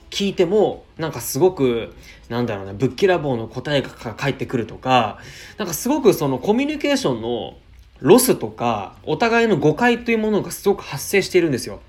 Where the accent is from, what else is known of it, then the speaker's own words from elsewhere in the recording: Chiba, Japan; 千葉から来たんです